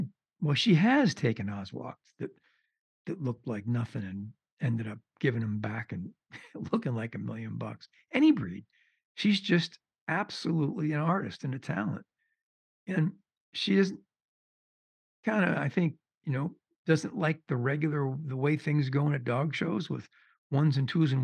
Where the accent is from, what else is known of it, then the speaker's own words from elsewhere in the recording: East Coast, United States; growing up on the East Coast